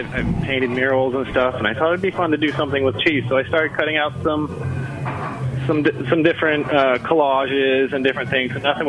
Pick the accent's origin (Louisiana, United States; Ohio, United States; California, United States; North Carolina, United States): California, United States; moved away as an adult; now in Seattle, United States; I moved to the Seattle area from Northern California when I was about 23 and found cheesemaking.